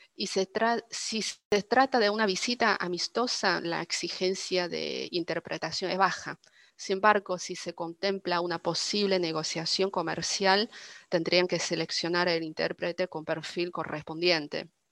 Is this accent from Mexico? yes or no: no; Dalian, Liaoning, China; first language Chinese; Spanish is a second language; moved away as an adult; also born or lived in Beijing; now in Argentina; soy originaria de Dalian, una ciudad costera hermosa en el norte de China